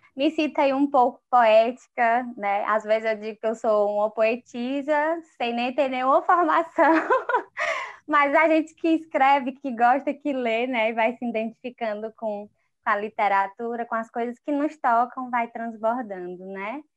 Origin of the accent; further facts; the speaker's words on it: Baturité, Ceará, Brazil; now in Fortaleza, Brazil; sou do interior de Baturité, é pertinho de Fortaleza